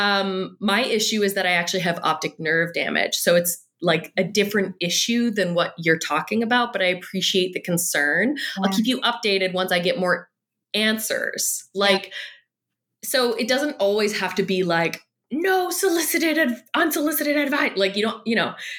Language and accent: English; Canada; I'm Canadian.